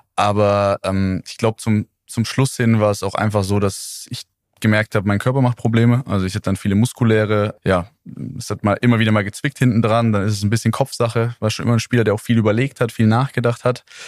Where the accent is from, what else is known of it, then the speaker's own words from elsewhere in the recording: Neuweiler? near Calw, Northern Black Forest, Baden-Württemberg, Germany; moved away; also born or lived in Heidelberg; ich komme aus Neislach, so heißt das kleine Dörflein, in dem ich aufgewachsen bin, ähm, in der Nähe von Kalf im Nordschwarzwald